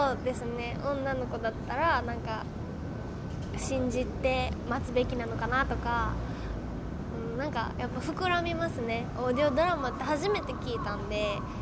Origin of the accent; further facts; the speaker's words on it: Mie, Japan; moved away; 私その地元が三重県で離れてるんで